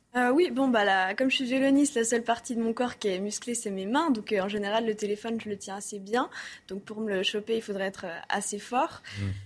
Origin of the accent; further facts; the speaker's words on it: Switzerland; now in Paris, France; je suis suisse aussi